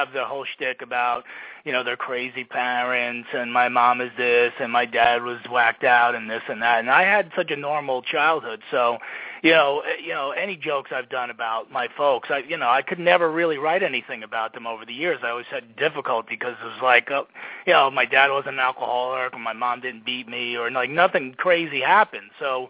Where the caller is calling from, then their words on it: New Jersey, United States; I'm in New Jersey in my house. We survived Hurricane Sandy, so we're still standing here. And, calling you from here.